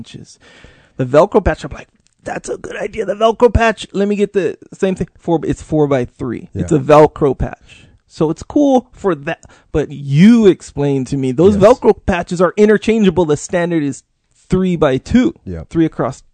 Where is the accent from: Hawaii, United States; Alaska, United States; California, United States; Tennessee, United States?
Hawaii, United States; Kauai; I'm from Kauai